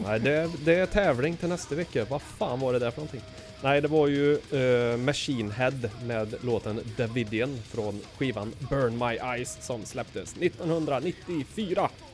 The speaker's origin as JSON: {"language": "Swedish", "town": "Arvika", "region": "Värmland", "country": "Sweden", "tie": "born or raised there", "said": "i mitt pojkrum hemma i Arvika"}